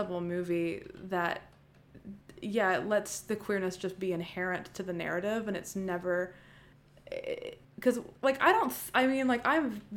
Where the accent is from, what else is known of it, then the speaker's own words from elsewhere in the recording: Tennessee, United States; We're from the South, you said. We're from Tennessee